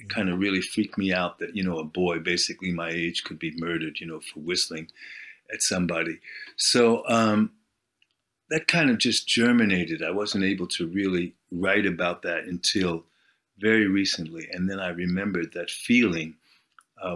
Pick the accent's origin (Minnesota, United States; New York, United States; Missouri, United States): New York, United States; moved away as an adult; now in Sweden; I'm from New York originally, so it was a bit of a homecoming